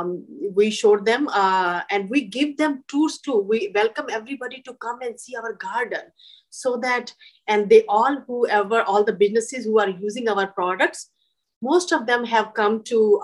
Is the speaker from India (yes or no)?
yes; India; moved away as an adult; now in Columbia, Missouri, United States; I grew up in India.